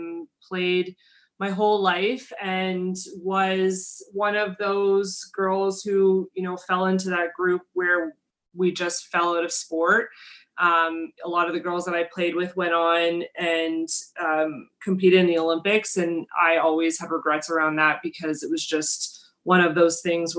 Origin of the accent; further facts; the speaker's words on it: Montreal, Quebec, Canada; I am Canadian. I'm based in Montreal. And so bilingual kid, grew up here playing sports